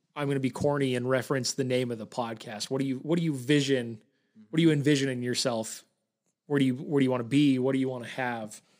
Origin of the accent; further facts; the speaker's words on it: Bountiful, Utah, United States; born and raised in, in Bountiful